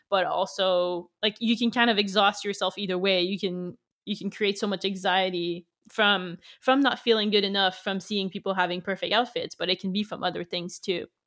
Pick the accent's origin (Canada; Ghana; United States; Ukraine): Canada; English is a second language; I'm French Canadian, so I'm from the French part of the country. Um, so English is my second language